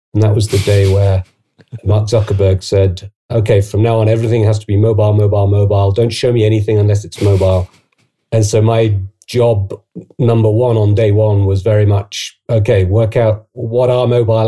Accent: United Kingdom; accent: British; moved away as an adult; also born or lived in Oxford / Asia

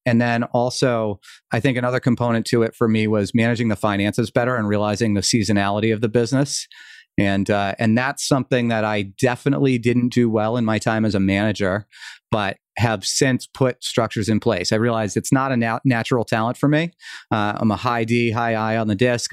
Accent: outside of Boston, Massachusetts, United States; also born or lived in Vermont; I moved back to Massachusetts, where I grew up outside of Boston.

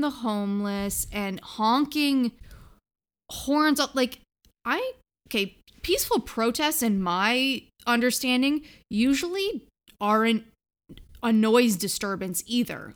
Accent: Canada; We're from Canada

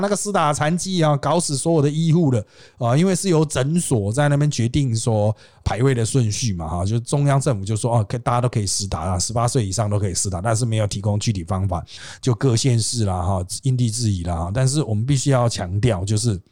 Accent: Taiwan; 我们小的时候在台湾

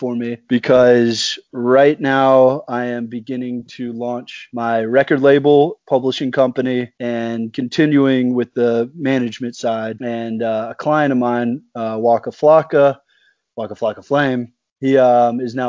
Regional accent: Atlanta, Georgia, United States; moved away as an adult; also born or lived in Indiana; being from Atlanta

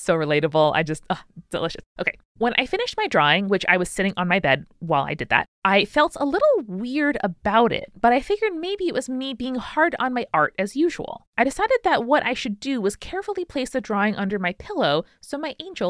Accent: United States; Exorcist had really creeped into my brain, even though I'd never seen it, just because I was like growing up in America.

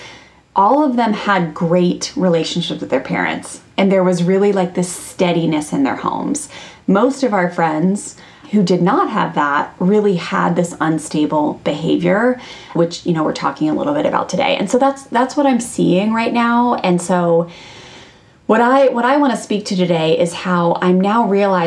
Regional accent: Maryland, United States; I grew up in Maryland, like a small town in Maryland outside of Washington, D.C.

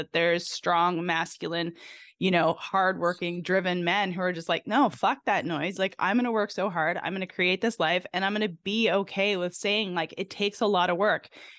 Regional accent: Canada; now in United States; I'm originally from Canada, but I think America is literally the greatest country on the planet

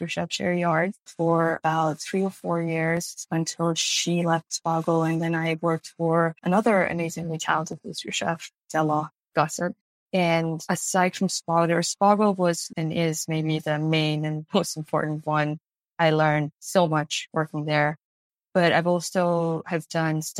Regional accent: Iran; moved away as an adult; now in Los Angeles, United States; I was born and raised in Iran. I was a basically full-grown adult when I came here

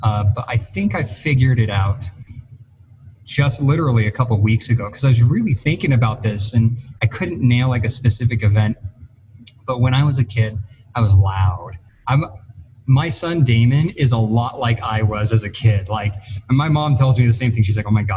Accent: Arizona, United States; now in Colorado, United States; I grew up in Arizona mostly before I moved to Colorado here

